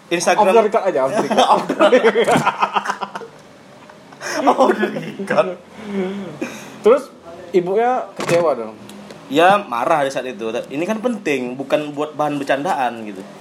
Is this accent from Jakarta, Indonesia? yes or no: no; Bandung, West Java, Indonesia; accent: Sundanese; logat kami sangat Sunda sekali